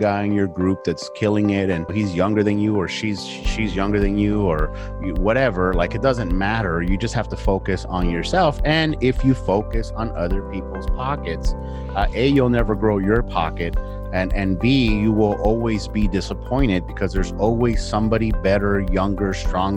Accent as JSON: {"language": "English", "town": "South Gate", "region": "California", "country": "United States", "tie": "born or raised there", "second_language": "English", "said": "I grew up in a town called Southgate"}